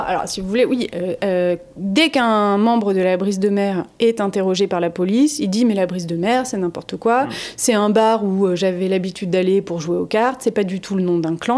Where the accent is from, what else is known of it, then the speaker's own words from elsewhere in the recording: France; chez nous en France